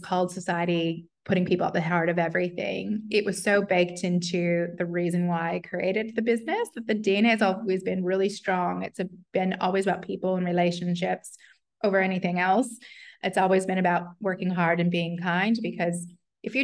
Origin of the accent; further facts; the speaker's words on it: United States; moved away as an adult; also born or lived in New York City / Detroit; now in Australia; I'm American